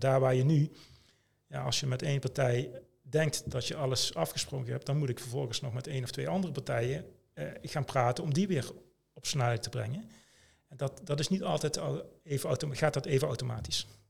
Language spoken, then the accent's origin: Dutch; Limburg, Netherlands; Ik kom uit Limburg, getrouwd, twee kinderen